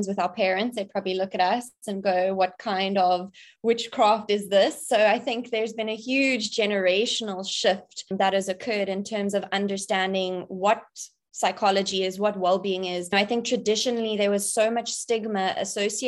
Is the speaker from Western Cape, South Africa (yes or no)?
yes; Cape Town, Western Cape, South Africa; I'm born and bred in Cape Town, South Africa. That's where I'm currently situated.